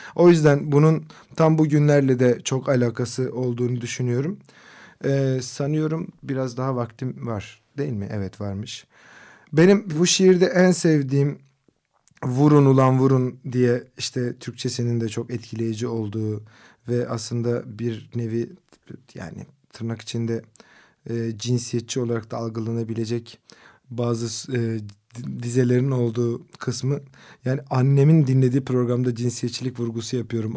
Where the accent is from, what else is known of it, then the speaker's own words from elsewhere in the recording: Kızıltepe, Mardin, Turkey; Benim memleketim olan Kızıltepe'de